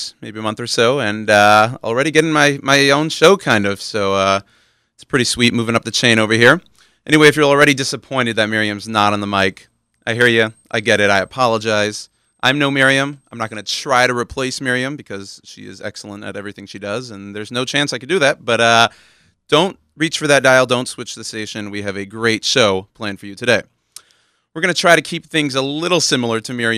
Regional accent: Houston, Texas, United States; moved away as an adult; now in Washington Heights, New York, United States; I'm Texan. I'm a native Houstonian, born and raised in Houston, Texas

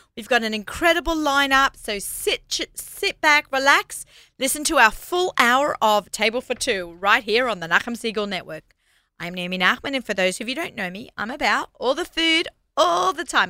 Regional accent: Australia; moved away; I'm Australian

